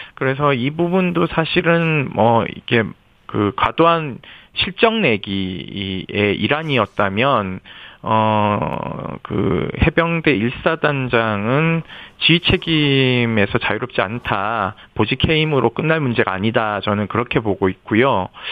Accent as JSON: {"language": "Korean", "town": "Yeongju", "region": "North Gyeongsang", "country": "South Korea", "tie": "born or raised there", "said": "거기가 저희 고향 영주 바로 밑 밑에 있는 내성천이에요. 영주댐에서 물이 나와서 그리 흘러가는데 어린 시절 놀던 곳이기도 해서"}